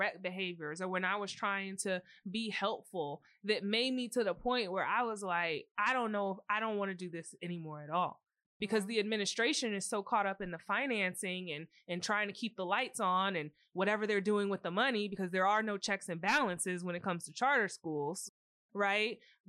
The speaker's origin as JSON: {"language": "English", "region": "North Carolina", "country": "United States", "tie": "born or raised there", "said": "Like even growing up in North Carolina, there were, you know, situations where people were teaching children of people that they taught."}